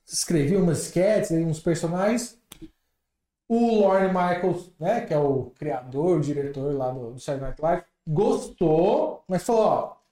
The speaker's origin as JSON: {"language": "Portuguese", "country": "Brazil", "said": "Eu falei, Pô, eu também sou brasileira."}